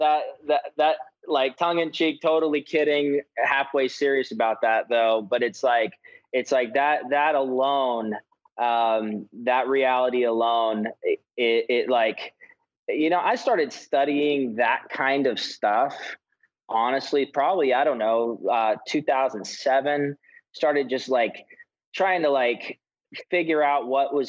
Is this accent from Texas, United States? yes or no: yes; Texas, United States; moved away as an adult; also born or lived in Kansas City; my growing up in Texas, growing up in a right-wing family